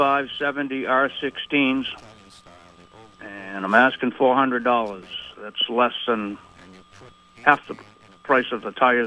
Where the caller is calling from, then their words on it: South Hero, Vermont, United States; from South Hero.